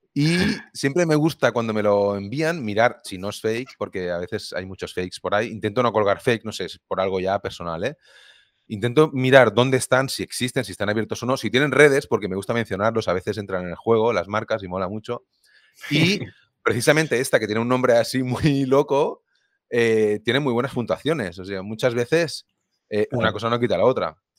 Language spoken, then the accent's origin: Spanish; Viladecans, Catalonia, Spain; yo soy de Vila de cerca de Barcelona